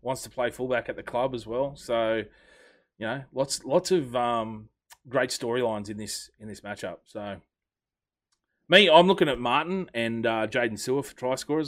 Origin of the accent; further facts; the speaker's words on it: Australia; I'm an Australian